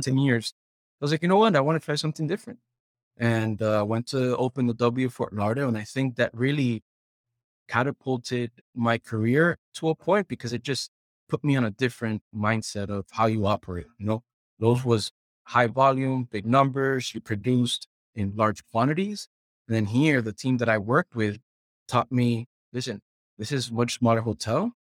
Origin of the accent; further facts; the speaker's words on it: Puerto Rico; moved away as an adult; I'm originally from Puerto Rico